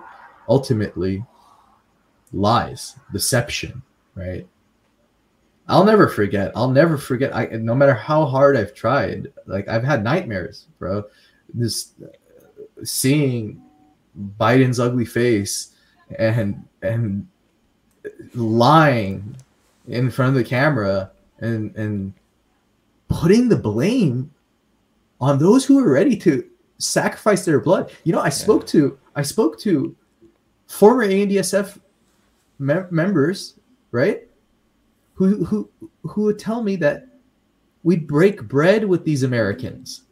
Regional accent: Afghanistan; moved away; we're from Afghanistan, but living abroad.

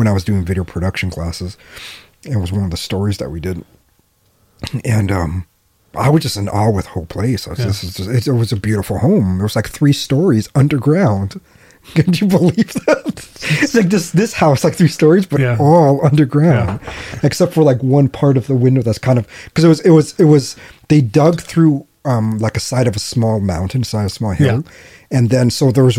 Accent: Alaska, United States; it's my home state

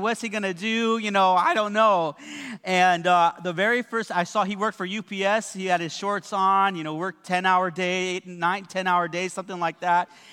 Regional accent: West Covina, California, United States; I came from the West Covina Mall

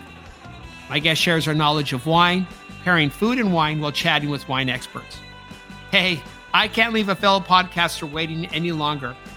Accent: California, United States; now in London, United Kingdom; California, the Golden State, my home state

